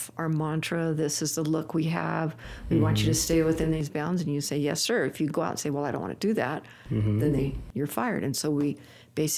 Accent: California, United States; I'm from California

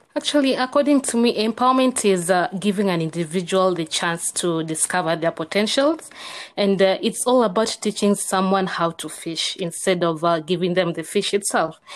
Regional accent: Kenya; I'm from Kenya

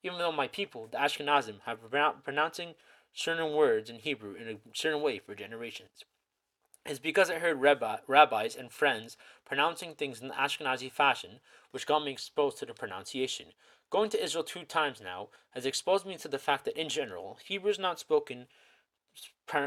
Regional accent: Toronto, Ontario, Canada; I was born in Toronto, Ontario, Canada

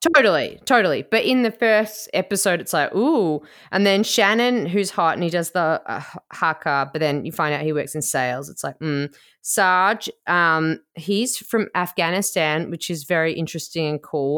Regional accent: Melbourne, Victoria, Australia; I'm from Port Melbourne, which is like, it's like a five minute walk to the Crown Casino in Melbourne

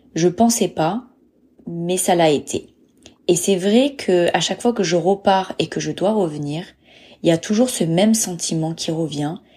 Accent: Bordeaux, Nouvelle-Aquitaine, France; moved away as an adult; also born or lived in Dublin; je suis née en France, à Bordeaux. J'ai grandi à Bordeaux, j'ai fait mes études à Bordeaux.

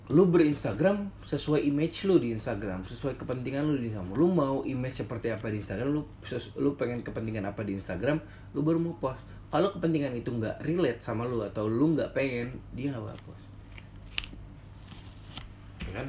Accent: Jakarta, Indonesia; gue punya keterbatasan gue sebagai orang Jakarta

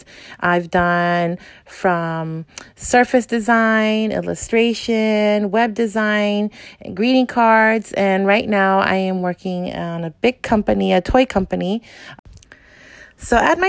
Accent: Los Angeles, California, United States; also born or lived in El Salvador; now in San Fernando Valley, United States; I practically lived my whole life

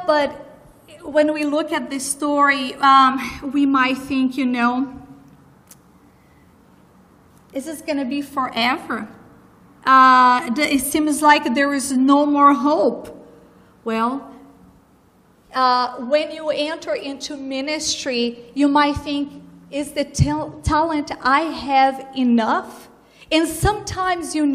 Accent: Brazil; moved away; I was brought up in Brazil, born and raised

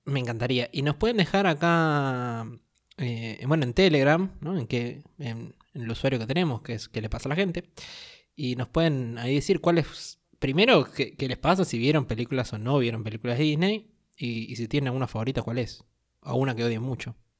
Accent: Argentina; acá en Argentina somos fanatísimos de los Simpsons

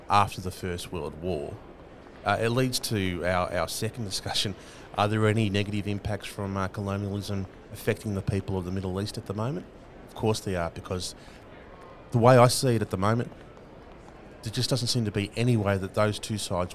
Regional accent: Australia; First Nations people that are born into this country are political from birth

